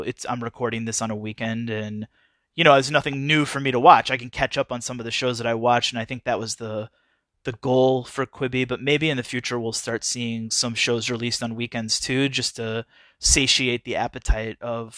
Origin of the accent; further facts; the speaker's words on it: Midwest, United States; So it takes place in the mid 90s in the Midwest, and I grew up in the Midwest, and I'm old enough to remember the 90s.